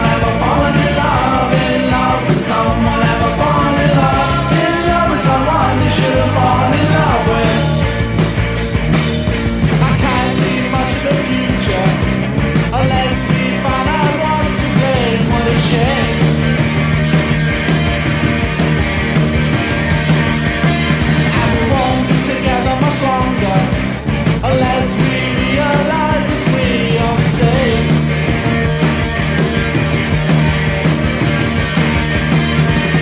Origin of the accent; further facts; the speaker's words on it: Yorkshire and the Humber, United Kingdom; accent: Yorkshire; my Yorkshire accent